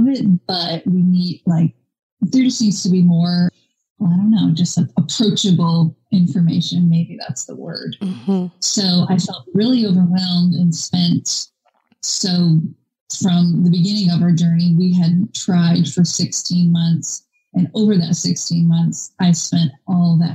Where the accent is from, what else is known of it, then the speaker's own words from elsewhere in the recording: Maine, United States; now in Georgia, United States; I am currently in Georgia. I'm originally from Maine.